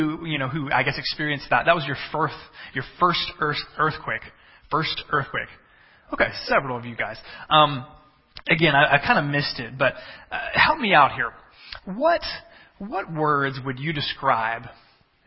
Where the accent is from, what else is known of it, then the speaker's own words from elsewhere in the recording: Texas, United States; moved away as an adult; also born or lived in central Illinois; now in Illinois, United States; I come from Texas